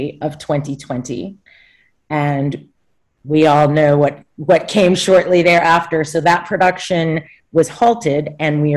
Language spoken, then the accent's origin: English; St. Louis, Missouri, United States; I grew up in St. Louis